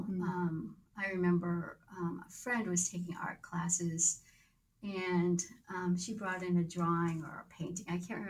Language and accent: English; Haverhill, Massachusetts, United States; moved away as an adult; also born or lived in Boston / Berkeley, California; I was born in Haverhill.